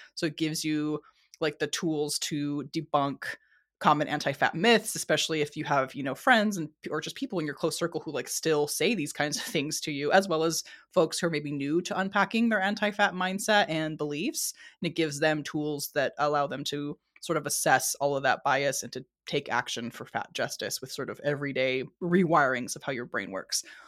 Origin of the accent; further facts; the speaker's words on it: San Diego, California, United States; I was born and raised in San Diego, California